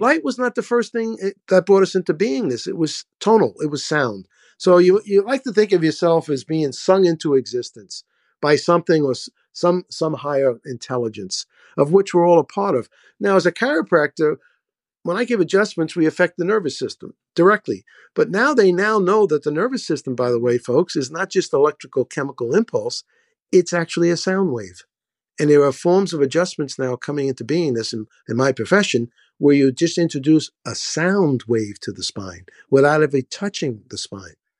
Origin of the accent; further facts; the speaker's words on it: New York City, New York, United States; now in Florida, United States; I grew up in the South Bronx. I grew up in the hood.